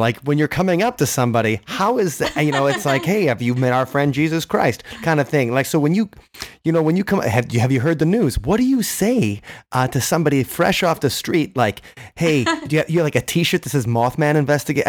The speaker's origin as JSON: {"language": "English", "region": "Wisconsin", "country": "United States", "said": "we're from Wisconsin"}